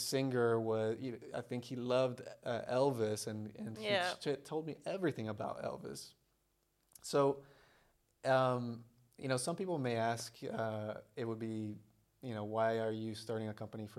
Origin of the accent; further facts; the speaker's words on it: Bolivia; also born or lived in Brazil; now in United States; I was born in Brazil. I was raised in Bolivia